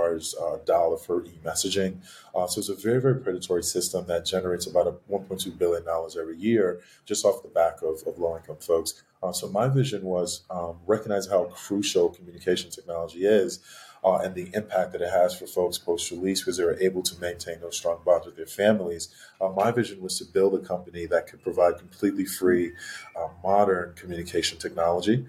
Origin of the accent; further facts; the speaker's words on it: Hartford, Connecticut, United States; Growing up in Hartford and West Hartford, Connecticut